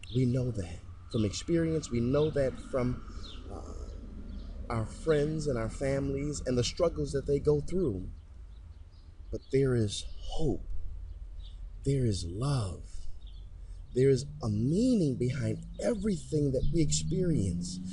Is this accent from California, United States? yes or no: no; Detroit, Michigan, United States; I've been raised, born and raised in Detroit, Michigan